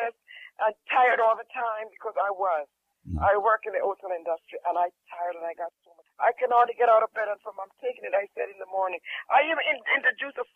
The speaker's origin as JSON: {"language": "English", "country": "Jamaica", "moved": "yes", "said": "I'm from Jamaica"}